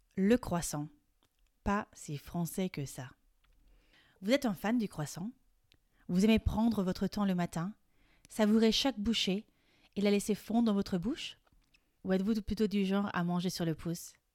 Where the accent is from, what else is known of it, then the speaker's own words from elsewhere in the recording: France; Je suis française et coach de français